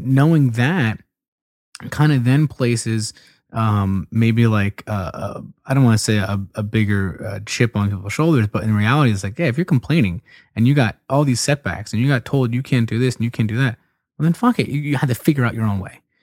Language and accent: English; Philadelphia, Pennsylvania, United States; moved away; I'm a Philadelphia Eagles fan, where I used to be from